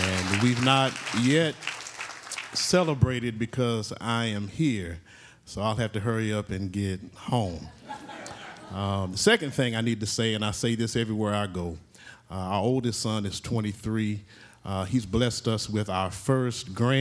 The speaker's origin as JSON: {"language": "English", "region": "Oklahoma", "country": "United States", "said": "I'm from Oklahoma"}